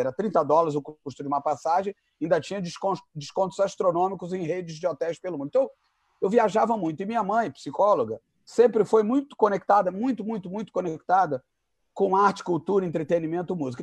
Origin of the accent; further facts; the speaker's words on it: Rio de Janeiro, Brazil; also born or lived in Zurich, Switzerland; eu nasci casualmente em Zurique, na Suíça alemã. Mas com essa cara aqui, eu não tenho a menor cara de Suíça. Então, eu voltei para o Brasil em 1968, eu sou de 66. Então, o que eu quero dizer é o seguinte: eu sou carioca totalmente de coração e de alma